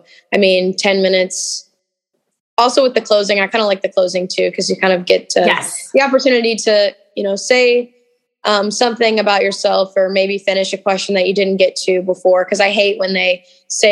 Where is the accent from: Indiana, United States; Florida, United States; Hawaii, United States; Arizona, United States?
Indiana, United States; Southern; I'm from Southern Indiana